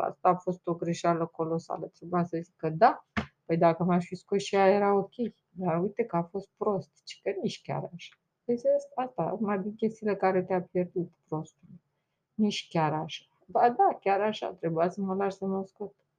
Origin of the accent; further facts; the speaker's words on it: Romania; accent: Romanian; am accent românesc, românesc pur